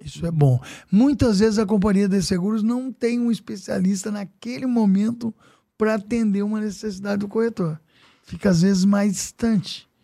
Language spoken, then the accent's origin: Portuguese; Casa Branca, São Paulo, Brazil; now in São Paulo, Brazil; eu tenho uma pizzaria trinta e oito, trinta e sete anos lá em Casa Branca, né, minha terra natal